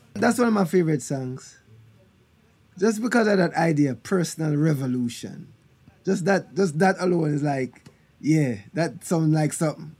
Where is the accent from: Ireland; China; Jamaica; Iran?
Jamaica; Kingston; also born or lived in Bull Bay, Jamaica; I was born in Kingston, Jamaica, in Trenchtown